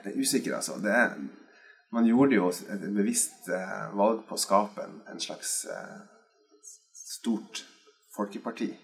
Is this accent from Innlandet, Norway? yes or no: yes; Skotterud, Innlandet, Norway; hjemme på Skotterud på Edmarken